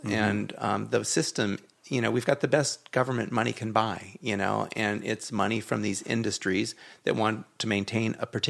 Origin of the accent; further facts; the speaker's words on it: Los Angeles, California, United States; my folks are still in the same house I grew up in the Hollywood Hills.